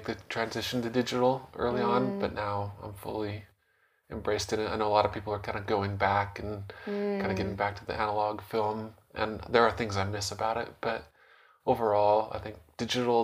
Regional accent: Utah, United States; also born or lived in Portland, Oregon; I grew up mostly in Utah. I was born in Portland, Oregon, but I've lived all over Utah

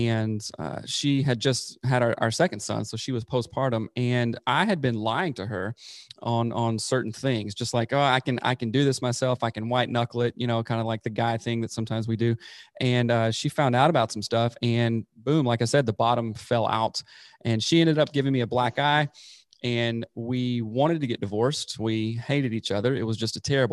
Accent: South Carolina, United States; moved away as an adult; also born or lived in Seattle; I'm originally from South Carolina, born and raised there, grew up there in the Bible Belt

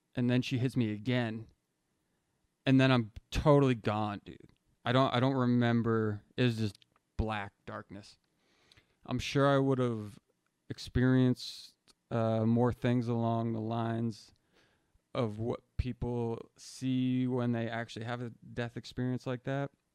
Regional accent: New Hampshire, United States; moved away; I'm from New Hampshire

